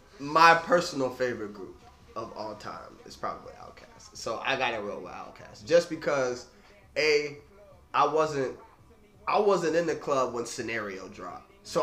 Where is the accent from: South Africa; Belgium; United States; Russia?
United States; Jacksonville, Florida; both of my parents born and raised in New York. So I grew up listening to nothing but New York music. Mm. And as a nigga in Duval County.